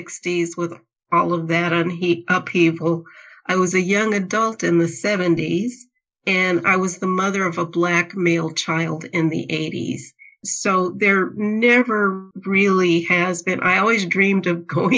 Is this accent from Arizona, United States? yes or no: yes; Phoenix, Arizona, United States; I grew up in Phoenix, Arizona. I grew up in the downtown Phoenix area